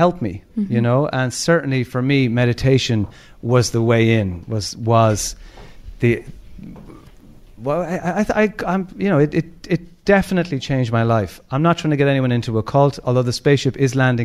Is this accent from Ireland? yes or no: yes; Limerick, Munster, Ireland; We grew up in Ballycloc in Limerick